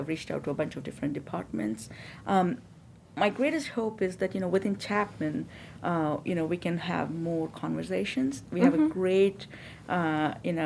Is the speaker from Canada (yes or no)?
no; India; moved away as an adult; I come from India. I have lived here probably almost the same amount of time as I've been